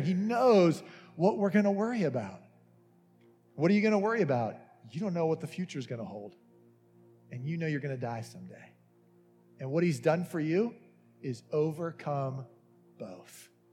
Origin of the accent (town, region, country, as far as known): United States